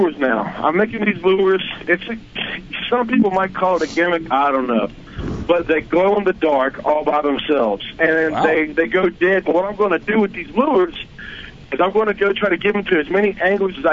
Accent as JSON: {"language": "English", "town": "White Oak", "region": "the South", "country": "United States", "said": "I'm from White Oak. I'm from I'm from south of y'all."}